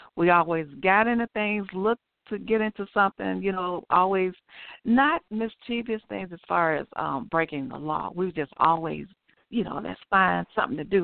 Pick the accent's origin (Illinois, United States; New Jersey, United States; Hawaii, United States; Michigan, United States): Illinois, United States; Chicago; grew up in Chicago, Chicago, Illinois. I grew up on the west side.